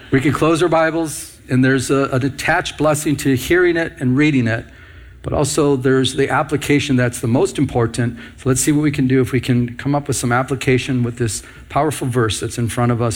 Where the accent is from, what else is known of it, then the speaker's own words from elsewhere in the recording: Michigan, United States; I'm from Michigan